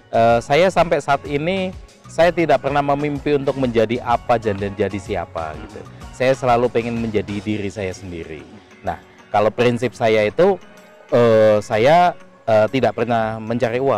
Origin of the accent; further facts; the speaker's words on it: Lampung, Indonesia; moved away as an adult; now in Jakarta, Indonesia; singkat cerita saya lahir sampai SMA di Lampung hmm. gitu. E, eh, 96 saya hijrah ke Jakarta.